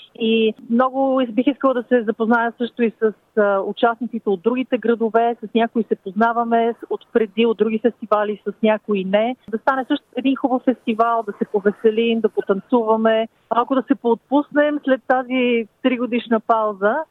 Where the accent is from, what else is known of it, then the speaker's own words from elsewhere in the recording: Bulgaria; now in Brisbane, Australia; сме българи